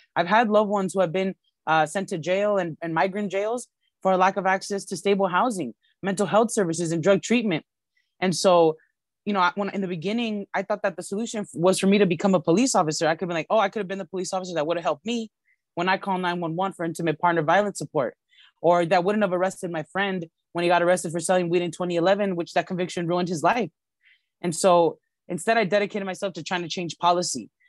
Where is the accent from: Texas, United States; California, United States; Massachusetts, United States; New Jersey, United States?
California, United States; Los Angeles; I was born and raised in Highland Park in C D one. I've lived here my whole life for over thirty years